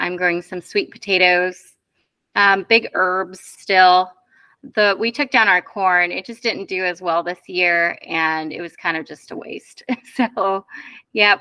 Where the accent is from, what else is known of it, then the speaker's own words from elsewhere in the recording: Iowa, United States; moved away as an adult; I grew up in Iowa